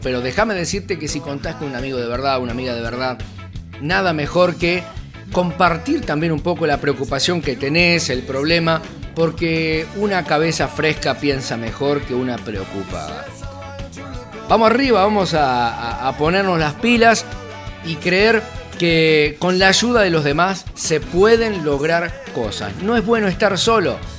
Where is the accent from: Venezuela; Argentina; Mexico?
Argentina; mi país